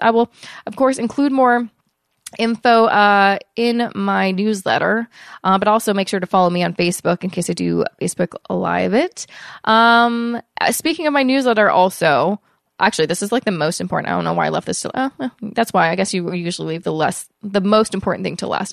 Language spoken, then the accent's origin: English; Vancouver, British Columbia, Canada; moved away; I will be in Vancouver, obviously, for uh, you know that's where I'm from. It's where my hometown is